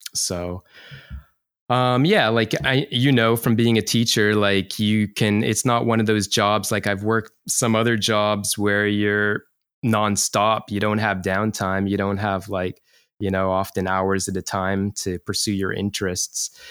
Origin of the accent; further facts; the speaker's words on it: Canada; now in Chiba, Japan; I'm from Canada